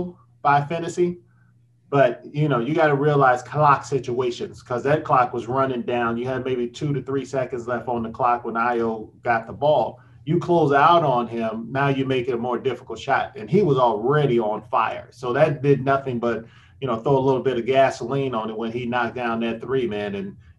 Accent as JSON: {"language": "English", "town": "Chicago", "region": "Illinois", "country": "United States", "said": "as a Chicagoan"}